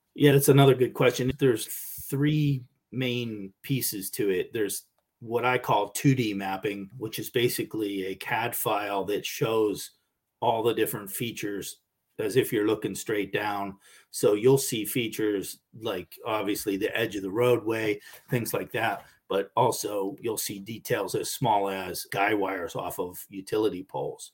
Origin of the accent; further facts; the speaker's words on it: Pittsburgh, Pennsylvania, United States; I grew up in Pittsburgh